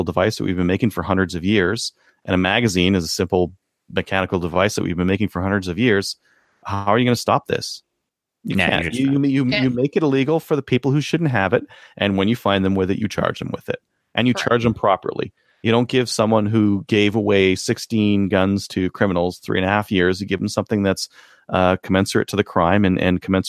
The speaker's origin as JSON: {"language": "English", "country": "Canada", "said": "We are Canadian"}